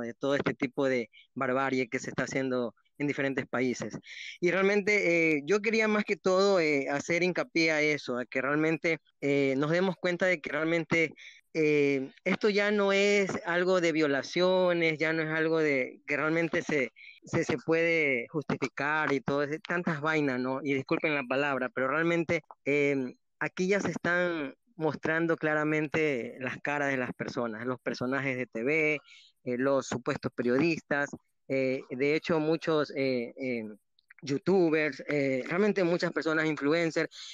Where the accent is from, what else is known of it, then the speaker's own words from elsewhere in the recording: Ecuador; como ecuatorianos